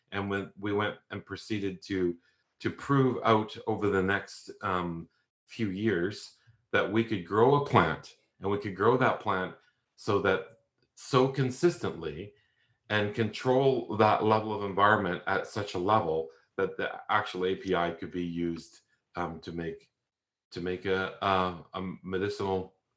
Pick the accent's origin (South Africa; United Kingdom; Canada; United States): Canada; moved away as an adult; now in Australia; I'm Canadian